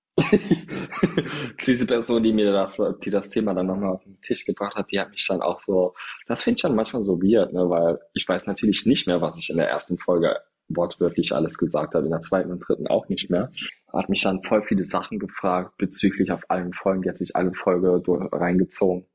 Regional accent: Trier, Rhineland-Palatinate, Germany; now in Berlin, Germany; da wo ich herkomme

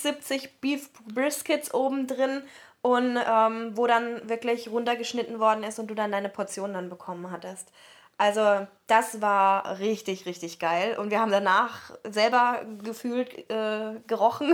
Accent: near Heidelberg, Baden-Württemberg, Germany; accent: southern German; wir kommen ja aus Süddeutschland, wie man uns auch anhört, und haben dann eben erzählt, äh, ja, South of Germany und ja, near Heidelberg

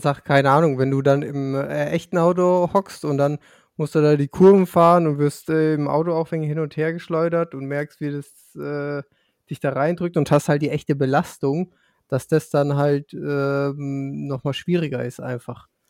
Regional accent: Lower Franconia, Bavaria, Germany; weil ich aus Unterfranken komme.

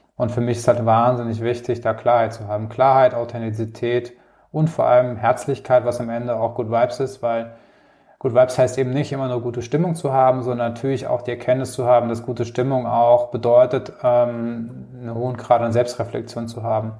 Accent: Rhineland-Palatinate, Germany; moved away as an adult; now in Munich, Germany; Ich komme aus, ursprünglich aus der Pfalz und wohne jetzt seit knapp 15 Jahren in München

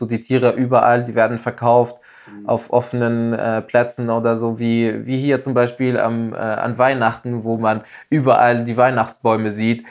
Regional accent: Tunisia; Also es ist bei uns in Tunesien ganz normal

